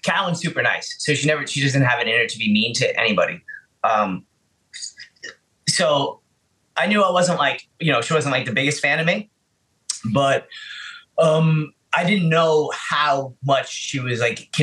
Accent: New York City, New York, United States; I'm from the Bronx

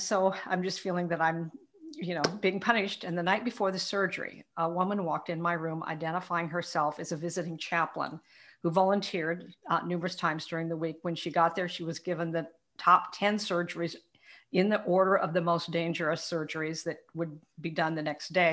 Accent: Portland, Oregon, United States; I was born in Portland, Oregon, raised in the upper end of Portland.

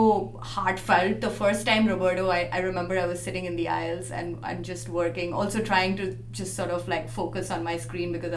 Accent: India; moved away as an adult; now in San Francisco, United States; So I'm an Indian journalist and writer. I moved to San Francisco just last year

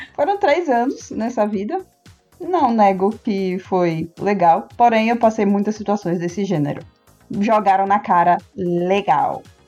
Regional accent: Northeast Region, Brazil; nós aqui, mais de cima do, do Nordeste, que tem uma fisionomia bem diferente

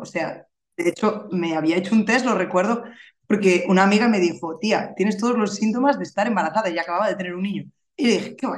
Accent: Galicia, Spain; soy gallega, vivo en la capital, ¿vale? Vivo en Santiago de Compostela

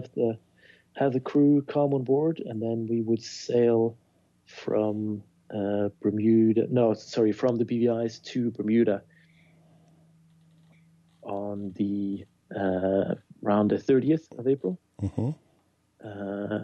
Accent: Bergen, Vestland, Norway; my hometown of Bergen

